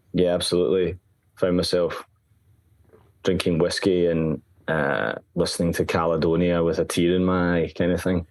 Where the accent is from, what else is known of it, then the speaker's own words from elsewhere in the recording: Glasgow, Scotland, United Kingdom; I've spent most of my life in Glasgow. I think I've, I've been in the south side for just about five years, four and a half. Yeah. Um, and, you know, I grew up in the West End